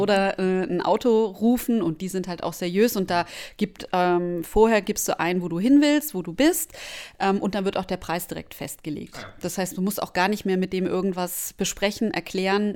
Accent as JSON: {"language": "German", "country": "Germany", "said": "als Deutscher"}